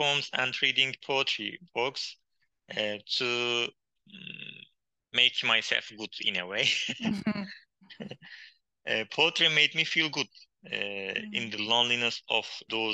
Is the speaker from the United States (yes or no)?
no; Hakkari, Hakkari Province, Turkey; first language Kurdish; English is a second language; moved away as an adult; also born or lived in Istanbul; My hometown, named Hakkari, is on the border